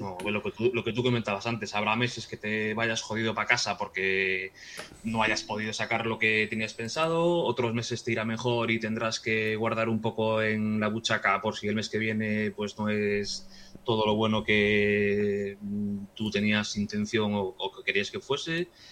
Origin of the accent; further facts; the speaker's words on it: Vigo, Galicia, Spain; soy de, soy de Vigo